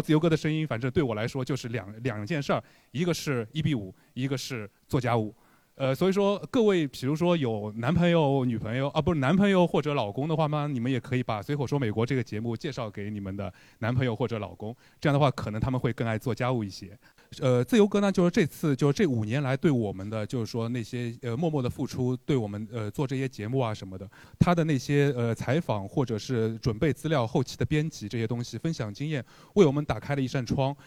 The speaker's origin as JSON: {"language": "Chinese", "region": "Shanghai", "country": "China", "tie": "born or raised there", "said": "我是土生土长上海男人嘛"}